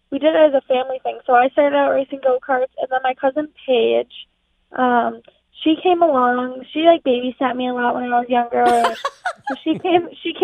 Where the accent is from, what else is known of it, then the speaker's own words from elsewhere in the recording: Eagle River, Wisconsin, United States; I'm from Eagle River.